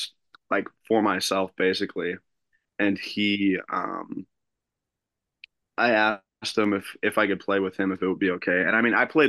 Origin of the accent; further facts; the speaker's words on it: United States; moved away as an adult; now in Machesney Park, United States; I grew up outside the Quad Cities